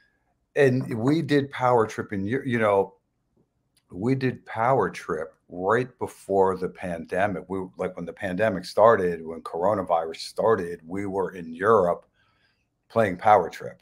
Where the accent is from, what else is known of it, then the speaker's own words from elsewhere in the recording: Red Bank, New Jersey, United States; we're from Red Bank, New Jersey